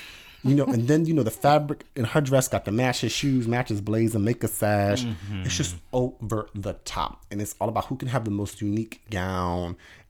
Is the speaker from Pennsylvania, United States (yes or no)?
yes; Philadelphia, Pennsylvania, United States; we're from Philadelphia.